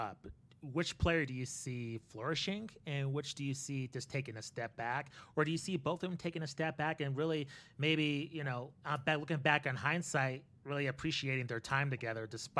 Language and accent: English; Albuquerque, New Mexico, United States; moved away; I'm originally from Albuquerque, New Mexico.